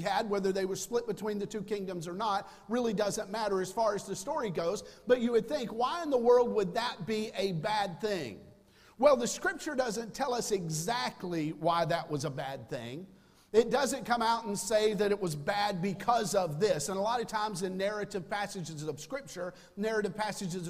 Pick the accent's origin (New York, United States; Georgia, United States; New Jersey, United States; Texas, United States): Georgia, United States; I'm from Georgia as well